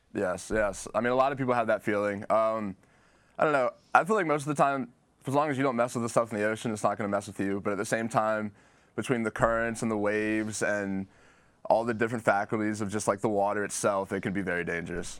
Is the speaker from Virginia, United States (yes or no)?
yes; Virginia Beach, Virginia, United States; growing up in Virginia Beach, Chesapeake area